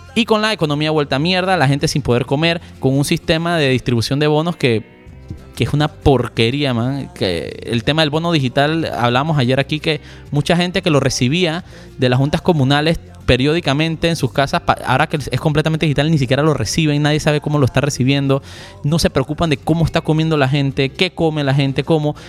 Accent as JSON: {"language": "Spanish", "country": "Panama", "said": "como panameños"}